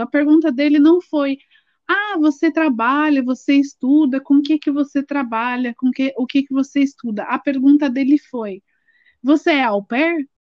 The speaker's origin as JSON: {"language": "Portuguese", "region": "São Paulo", "country": "Brazil", "said": "a gente é de São Paulo"}